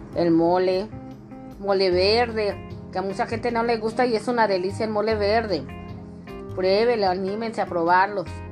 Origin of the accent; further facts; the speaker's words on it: northern Mexico, Mexico; como buena mexicana